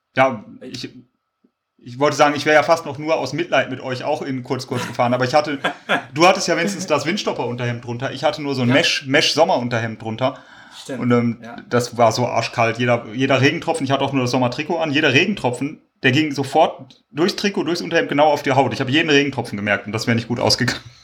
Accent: Kleve, North Rhine-Westphalia, Germany; Ich komme ja aus Kleve oder aus der Umgebung

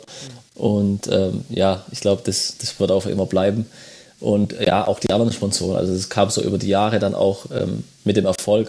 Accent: home village near Braunschweig, Lower Saxony, Germany; bei uns zwei Kilometer von unserem oder von meinem Heimatdorf entfernt

